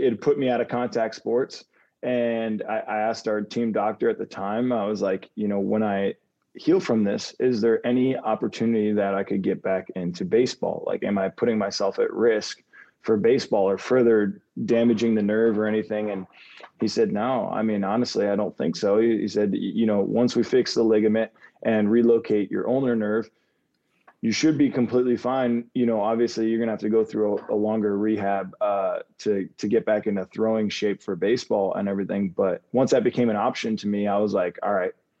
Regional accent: Davie, Florida, United States; growing up in Davie, Florida

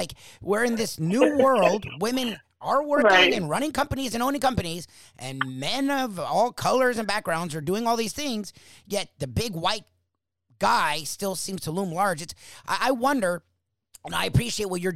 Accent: South Florida, United States; I'm born and raised in South Florida.

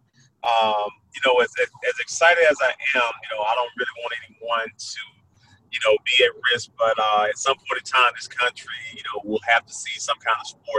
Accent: Brownsville, Tennessee, United States; when you're a young kid growing up in Brownsville, Tennessee

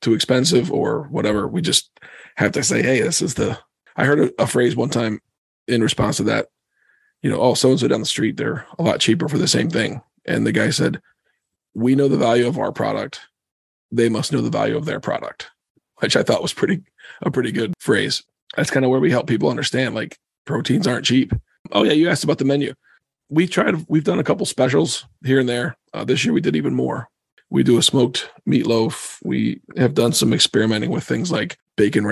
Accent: Cedarville, Ohio, United States; moved away as an adult; also born or lived in Philadelphia, Pennsylvania; now in Pennsylvania, United States; A little town called Cedarville. It's about 40 minutes east of Dayton

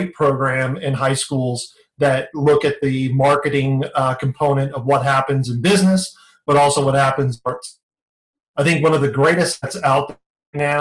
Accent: San Diego, California, United States; now in Phoenix, United States; growing up in San Diego

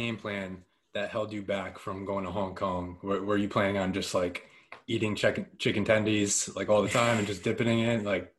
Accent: Connecticut, United States; I'm from Connecticut

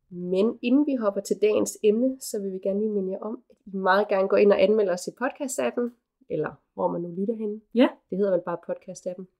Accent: Aarhus, Central Denmark Region, Denmark; now in Copenhagen, Denmark; Aarhus, hvor jeg kommer fra oprindeligt. Og så bare her hjemme i København

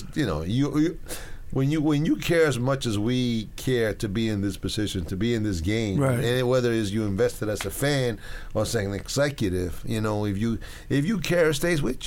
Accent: New York City, New York, United States; I grew up right next to the stadium

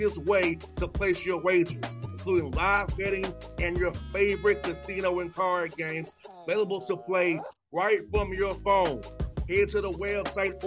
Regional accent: Georgia, United States; my home state

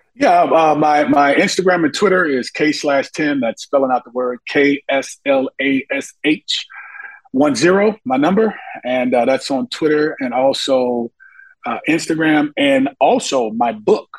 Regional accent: Monroe, Louisiana, United States; my hometown in Monroe, Louisiana

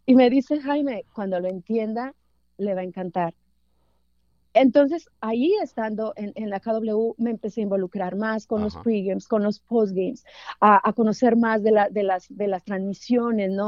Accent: San Juan del Río, Durango, Mexico; now in Los Angeles, United States; Yo nací en, Durango, en, el, un municipio que se llama San Juan del Río, en la cuna de, Francisco Villa

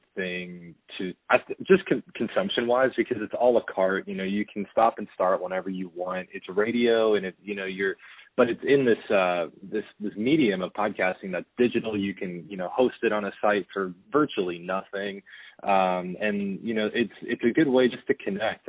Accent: Pasadena, California, United States; also born or lived in Syracuse, New York; my hometown of Pasadena, California

